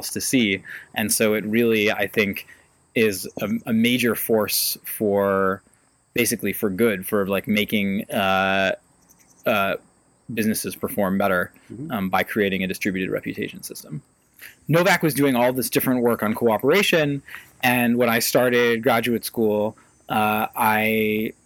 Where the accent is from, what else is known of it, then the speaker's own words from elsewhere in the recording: Ithaca, New York, United States; I grew up in Ithaca